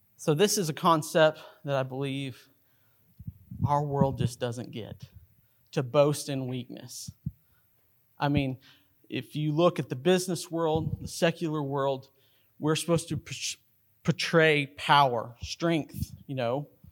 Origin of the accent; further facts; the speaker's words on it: Carlsbad, New Mexico, United States; growing up in Carlsbad, New Mexico